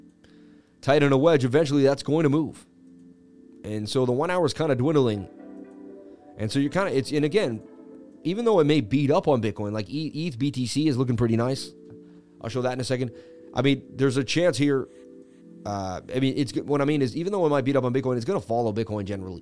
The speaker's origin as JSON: {"language": "English", "town": "Boston", "region": "Massachusetts", "country": "United States", "tie": "born or raised there", "said": "I grew up in Boston, Irish, where people were just pouring liquor on my face when I was young"}